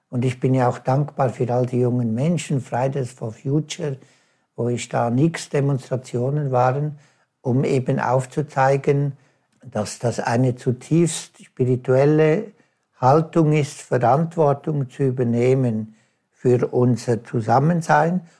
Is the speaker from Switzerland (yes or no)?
yes; Switzerland; oder ich als Schweizer in den Bergen, kann ich das halt da wunderbare erfahren.